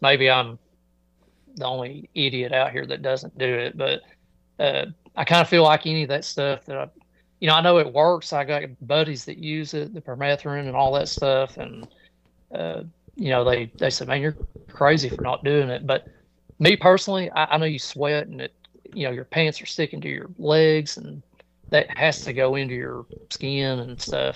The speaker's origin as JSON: {"language": "English", "region": "Kentucky", "country": "United States", "said": "my home state here in Kentucky"}